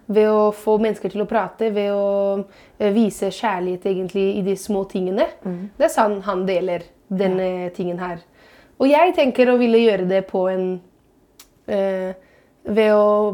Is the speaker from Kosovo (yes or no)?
no; Italy; now in Norway; som italiener